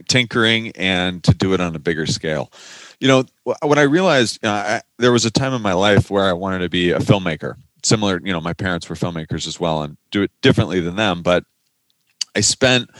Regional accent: Silicon Valley, California, United States; I grew up in Silicon Valley

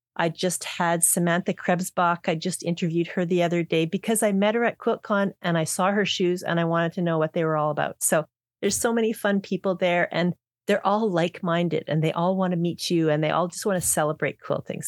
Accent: Canada; we're from Canada

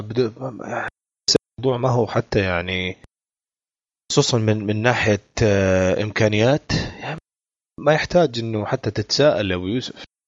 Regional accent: Saudi Arabia; عندنا في السعوديه ذا فويس وامريكان ايدول

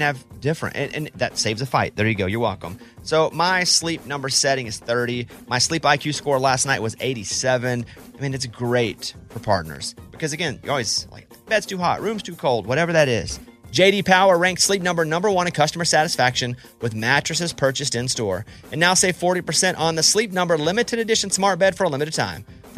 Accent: Arkansas, United States; I grew up in Arkansas.

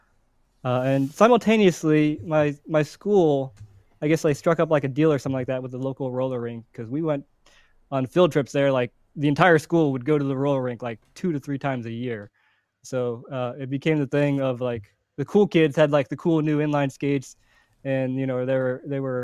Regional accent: Cincinnati, Ohio, United States; I grew up in Cincinnati, Ohio.

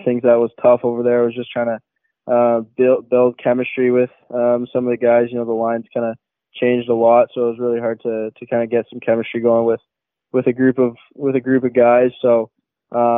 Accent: Mississauga, Ontario, Canada; also born or lived in Oakville, Ontario; Grew up in Mississauga my whole life

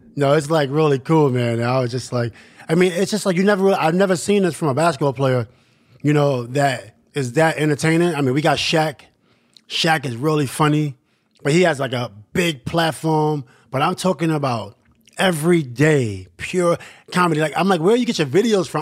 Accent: New York City, New York, United States; growing up in Queensbridge is really interesting

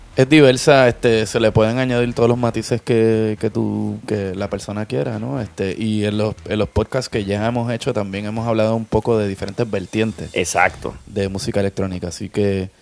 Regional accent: Puerto Rico; creciendo en Puerto Rico, este, mediados de los 80

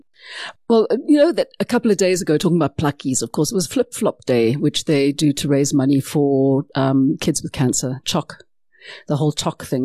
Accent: South Africa; we are South African after all

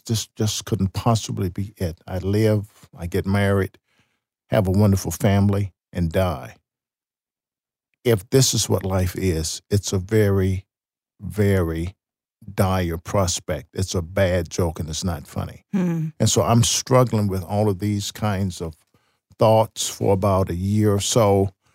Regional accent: Chicago, Illinois, United States; moved away as an adult; I'm away from Chicago, I'm away from the scene of my sin and ungodly living

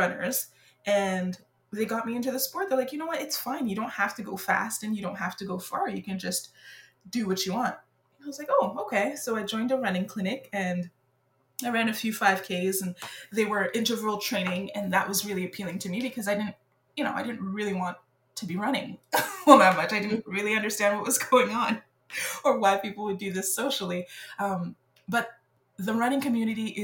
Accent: Montreal, Quebec, Canada; first language French; English is a second language; moved away as an adult; now in Victoria, Canada; I grew up in Montreal, so I've always been a life, an island girl. I grew up on the island of Montreal

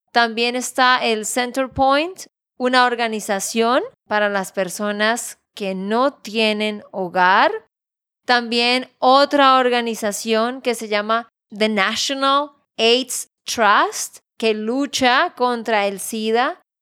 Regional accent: Santander, Colombia; de Santander, Colombia

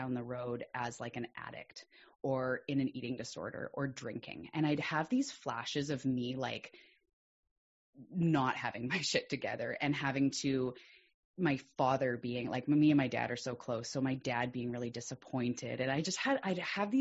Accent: Vancouver Island, British Columbia, Canada; I'm also a Canadian from the west coast of Canada on an island called Vancouver Island

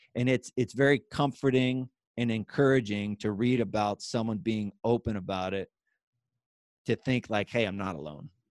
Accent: western Pennsylvania, United States; moved away as an adult; now in Hershey, United States; Originally born a little bit west in Pennsylvania

